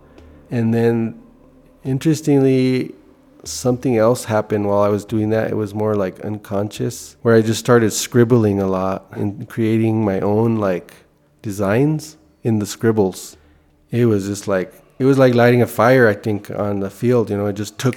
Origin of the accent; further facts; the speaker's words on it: Denver, Colorado, United States; I grew up in East Denver, area called Park Hill. So I was actually born there